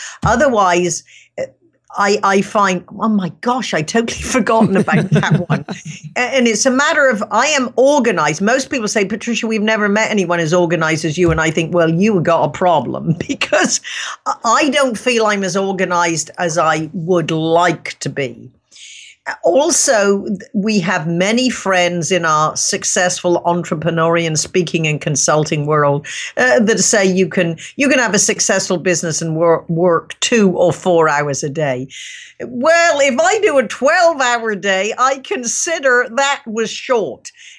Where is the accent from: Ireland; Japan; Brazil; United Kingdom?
United Kingdom; England; I grew up in England and my dad was an entrepreneur, self-made man, very successful.